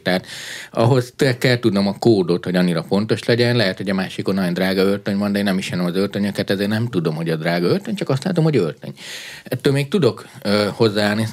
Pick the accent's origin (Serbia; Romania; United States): Romania; Transylvania; moved away; Én Erdélyben nőttem föl, diktatúrá volt